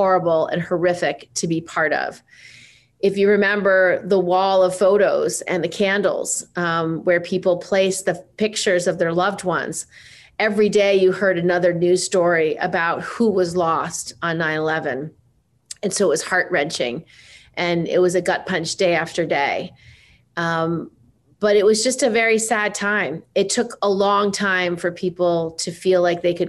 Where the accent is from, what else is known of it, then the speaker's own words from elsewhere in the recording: upstate New York, United States; I ran in 2006 in my upstate New York hometown district